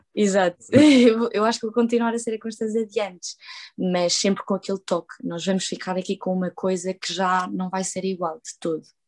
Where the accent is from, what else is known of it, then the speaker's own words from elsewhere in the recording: Portugal; first language Portuguese and Spanish; Sou portuguesa e espanhola, falo as duas línguas em casa. Uh, para quem não sabe, eu nasci em Portugal